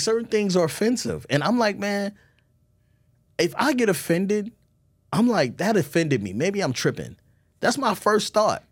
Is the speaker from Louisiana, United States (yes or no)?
no; Baltimore, Maryland, United States; I'm from Baltimore